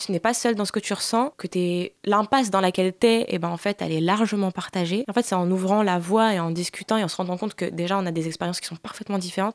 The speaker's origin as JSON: {"language": "French", "area": "a small town in Bouches-du-Rhône", "region": "Provence-Alpes-Côte d'Azur", "country": "France", "tie": "born or raised there", "also_born_or_lived": "Rif, Morocco (family origin)", "said": "France, euh, dans une petite ville euh, dans les Bouches-du-Rhône"}